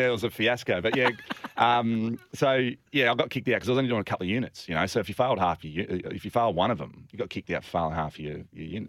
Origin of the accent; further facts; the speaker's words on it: Albany, Western Australia, Australia; also born or lived in Fremantle; I grew up in Albany.